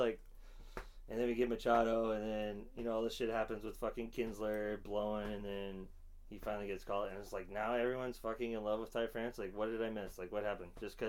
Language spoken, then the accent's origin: English; South Bay, California, United States; Growing up in the South Bay